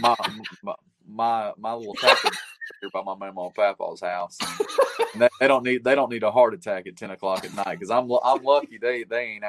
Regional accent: Tennessee, United States; I'm from Tennessee

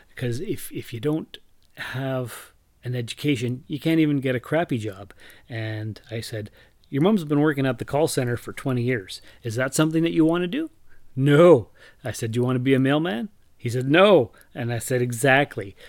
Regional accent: Sault Ste. Marie, Ontario, Canada; moved away; also born or lived in Timmins; I moved from Timmins back to my hometown of Sault Ste. Marie at the beginning of April

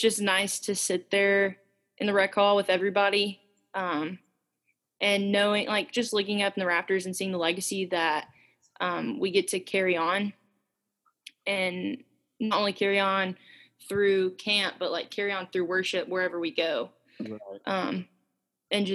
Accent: Memphis, Tennessee, United States; I'm from Memphis

